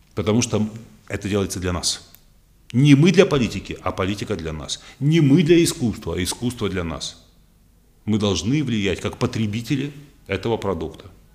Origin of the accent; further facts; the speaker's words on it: Odesa, Odesa Oblast, Ukraine; moved away; в моем родном городе Одессе